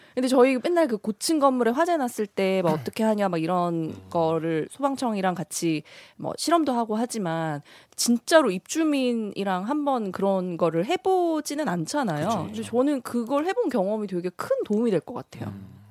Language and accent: Korean; South Korea; 저는 한국 사람이니까